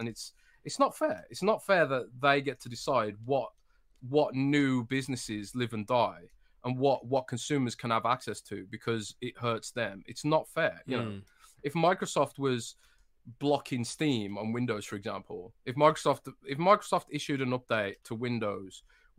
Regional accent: Midlands, United Kingdom; I'm from the Midlands.

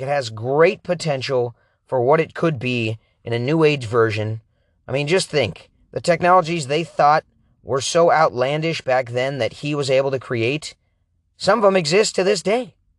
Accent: Oregon, United States; I grew up in Oregon

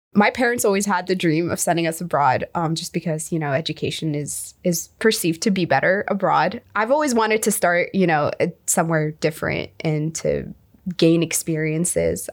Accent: United Arab Emirates; moved away as an adult; also born or lived in Egypt; now in United States; I am from the United Arab Emirates. I am originally from Egypt

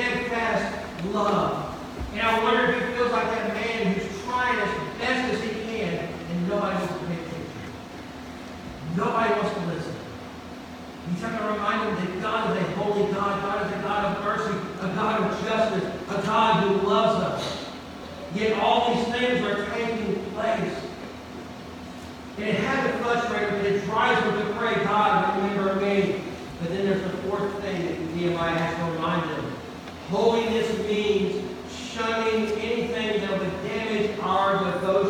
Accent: North Louisiana, United States; growing up in North Louisiana

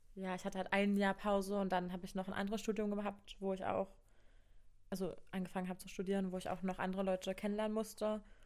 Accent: Cottbus, Brandenburg, Germany; ich bin 20 Jahre alt und komme aus Cottbus.

